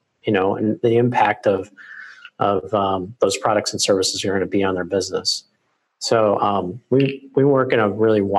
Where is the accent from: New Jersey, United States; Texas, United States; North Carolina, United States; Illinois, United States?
North Carolina, United States; Raleigh; my hometown in Raleigh